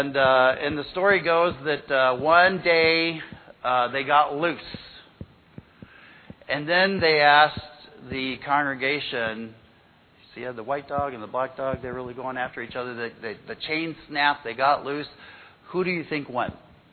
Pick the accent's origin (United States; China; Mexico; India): Mexico; When I was a kid, growing up in Mexico